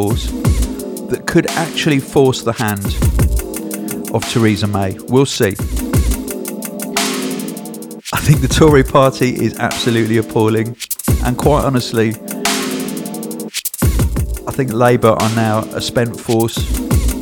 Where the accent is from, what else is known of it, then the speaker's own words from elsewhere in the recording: United Kingdom; I'm British.